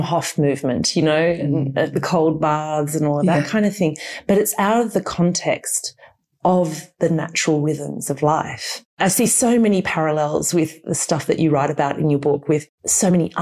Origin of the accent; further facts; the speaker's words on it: Australia; moved away; as an Australian